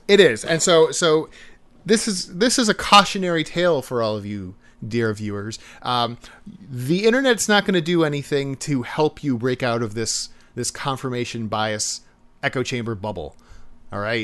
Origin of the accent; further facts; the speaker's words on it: United States; we're American